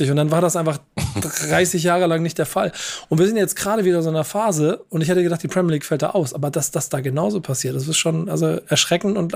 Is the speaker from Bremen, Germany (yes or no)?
yes; Bremen, Germany; Da haben wir einfach als Bremer jedes Spiel gegen Bayern München sechs oder sieben Dinger gekriegt.